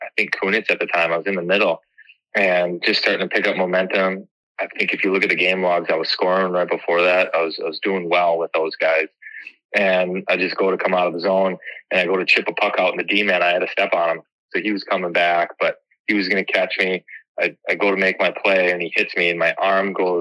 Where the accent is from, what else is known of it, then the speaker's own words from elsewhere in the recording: White Bear Lake, Minnesota, United States; I grew up in Minnesota